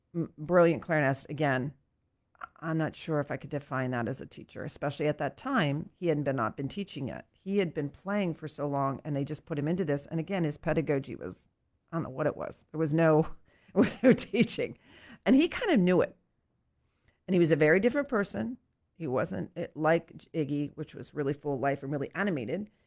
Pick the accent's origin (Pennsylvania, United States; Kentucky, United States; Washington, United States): Pennsylvania, United States; Lancaster; I grew up in Saint James Episcopal Church, which is here in Lancaster.